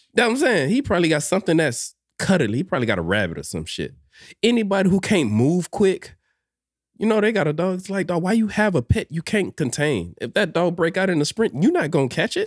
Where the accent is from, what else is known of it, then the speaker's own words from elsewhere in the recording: Miami, Florida, United States; born and raised in Miami